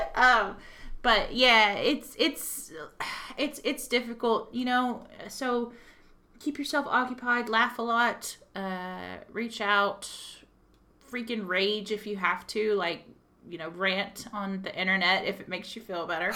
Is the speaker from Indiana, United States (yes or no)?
no; Texas, United States; accent: Texan; now in Belfast, United Kingdom; I'm from Texas and to get anywhere would take me four hours to drive